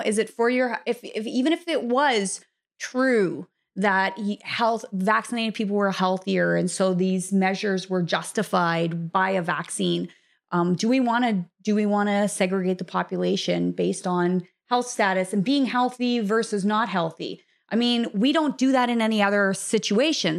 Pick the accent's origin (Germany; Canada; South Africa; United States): Canada; moved away as an adult; I was raised my entire life to think that Canadians were a certain way